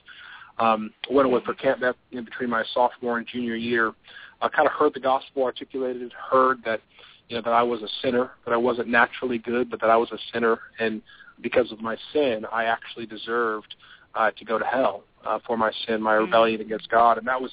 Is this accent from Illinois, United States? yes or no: yes; Palatine, Illinois, United States; now in Rock Hill, United States; I was raised outside Chicago in a town called Palatine, Illinois